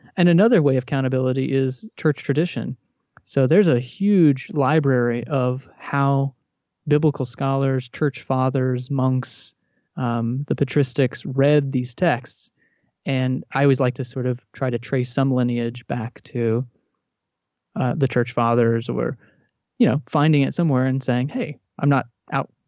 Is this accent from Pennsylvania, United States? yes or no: no; Texas, United States; I grew up in Texas in a Southern Baptist uh, home